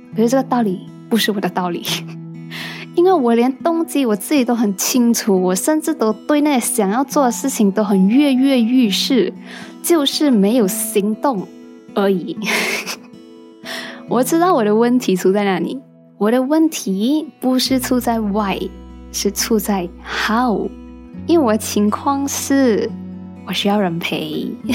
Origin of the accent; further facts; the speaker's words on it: Penang, Malaysia; 虽然我是土生土长的病程人